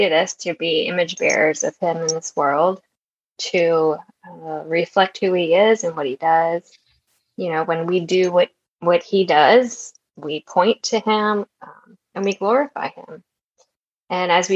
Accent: Maryland, United States; moved away as an adult; also born or lived in Georgia; I grew up in Maryland

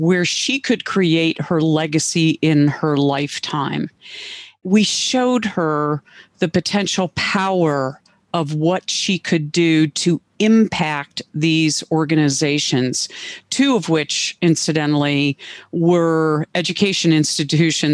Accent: Cleveland, Ohio, United States; moved away as an adult; I moved back to Cleveland, my hometown

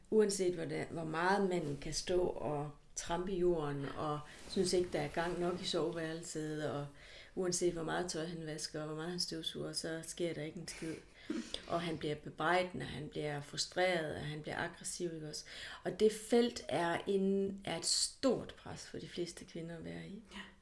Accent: Hjørring, North Denmark Region, Denmark; now in Aarhus, Denmark; jeg er fra Nordjylland, og fra Jøring

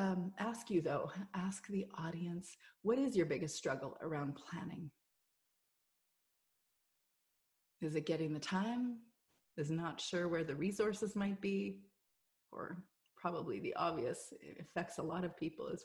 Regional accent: Canada; we're Canadian

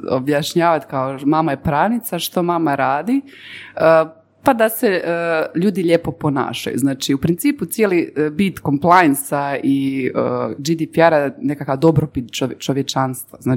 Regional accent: Herzegovina, Bosnia & Herzegovina; ja sam Hercegovac

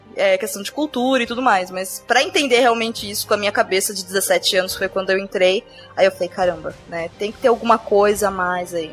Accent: Brazil; eu, sendo brasileira hoje, em 2016

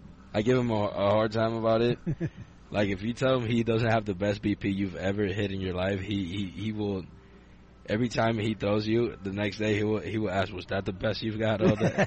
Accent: Dominican Republic; now in United States; I grew up without them in the Dominican

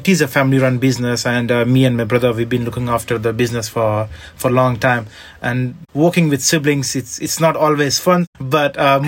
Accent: India; moved away as an adult; now in London, United Kingdom; when I moved to London from India, I was studying, and I wanted to do some part-time job while I was studying.

